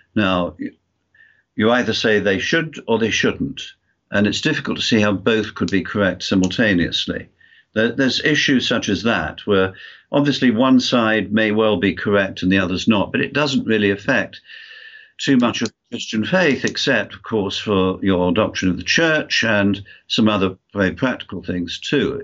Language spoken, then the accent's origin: English; United Kingdom; moved away as an adult; also born or lived in United States; now in Wales, United Kingdom; lived in the USA for 28 years, which I'm sure you can tell by my accent. I'm, although I'm from the UK